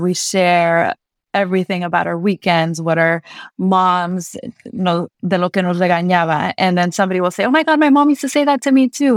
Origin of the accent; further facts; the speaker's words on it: Santa Monica, California, United States; I grew up in Santa Monica, which was predominantly white